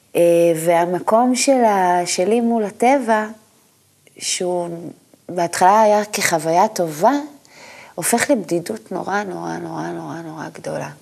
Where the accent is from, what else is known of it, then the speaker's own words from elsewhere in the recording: a moshav near Mount Gilboa, Northern District, Israel; גדלתי במושב, אה, ליד הגלבוע